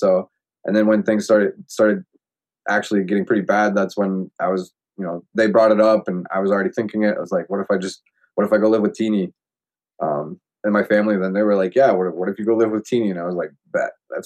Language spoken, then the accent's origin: English; Menominee, United States; moved away as an adult; now in Albuquerque, United States; Menominee, like in my hometown.